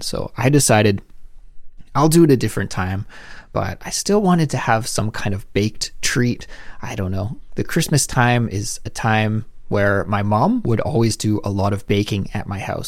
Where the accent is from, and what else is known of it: Canada; moved away as an adult; now in South Korea